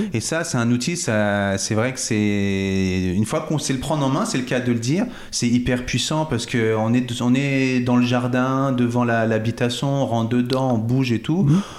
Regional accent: Cachan, Île-de-France, France; moved away as an adult; also born or lived in Vitry-sur-Seine / Fresnes; now in Chablais, France; Je suis né à Vitry-sur-Seine, à la porte de Paris. Puis j'ai principalement grandi sur Cachan, dans le Val-de-Marne, et Fresnes, dans le Val-de-Marne également

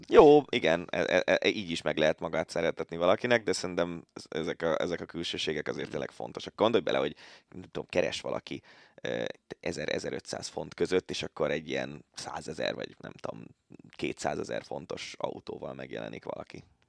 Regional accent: Budapest, Hungary; én angyalföldi gyerek vagyok

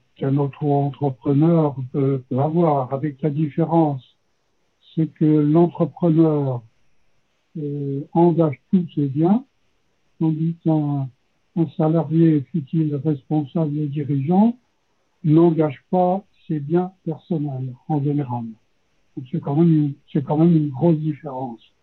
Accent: Le Creusot, Bourgogne-Franche-Comté, France; moved away as an adult; also born or lived in Firminy / Saint-Chély-d'Apcher / Nièvre; now in Cosne-Cours-sur-Loire, France; Je suis né au Creusot, dans une ville industrielle. Euh, toute ma famille a travaillé dans, l'usine

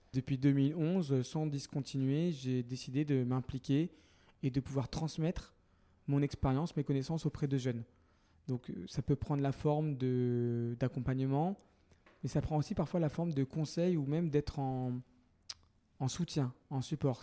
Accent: Paris, Île-de-France, France; first language French; je suis né à Paris il y a bientôt 38 ans d'un père sri-lankais qui était arrivé en France 6 ans auparavant et d'une mère française d'origine algérienne

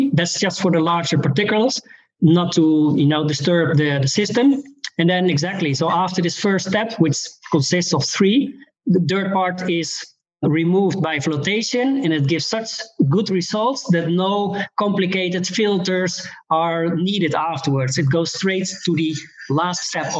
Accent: Netherlands; I'm from the Netherlands

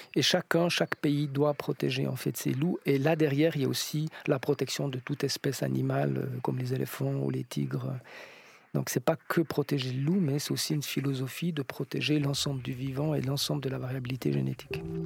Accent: France; chez nous, en France

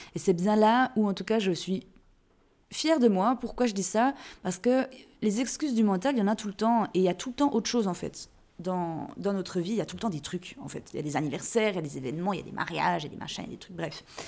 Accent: Jura, Switzerland; je suis née en Suisse, je suis jurassienne, et chez nous, on dit roy

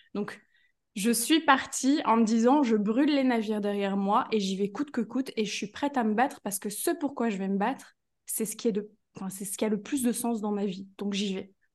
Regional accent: Belgium; je suis de Belgique

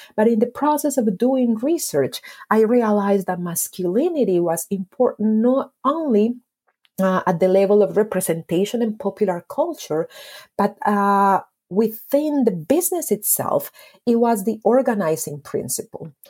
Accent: Medellín, Antioquia, Colombia; I was born and raised in Medellin

